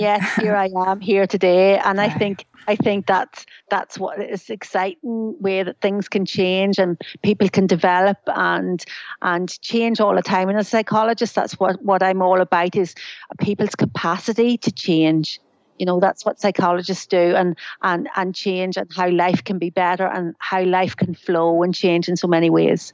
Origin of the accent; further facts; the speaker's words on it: Ireland; now in United Kingdom; I'm Irish